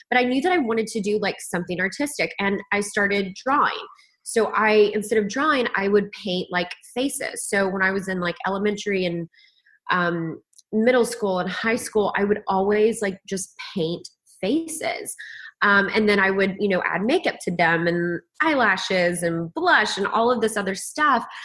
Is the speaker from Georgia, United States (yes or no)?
no; Kingsport, Tennessee, United States; moved away as an adult; in Kingsport, Tennessee.